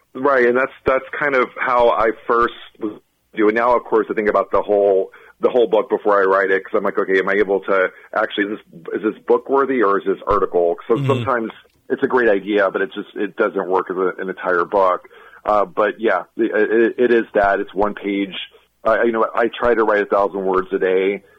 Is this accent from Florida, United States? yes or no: yes; Florida, United States; moved away as an adult; also born or lived in Boston; I'm originally from Florida